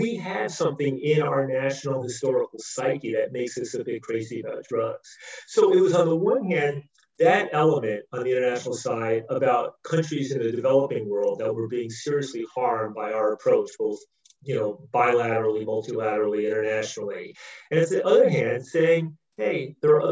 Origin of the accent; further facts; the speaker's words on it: United States; as an American